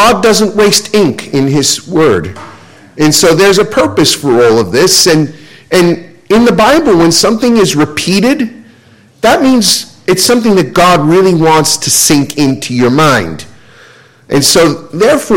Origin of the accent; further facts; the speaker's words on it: United States; being an American